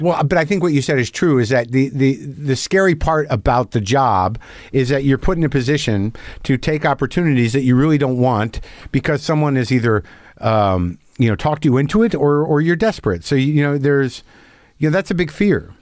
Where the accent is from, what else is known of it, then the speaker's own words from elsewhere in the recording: New Mexico, United States; also born or lived in New Jersey; I grew up in New Mexico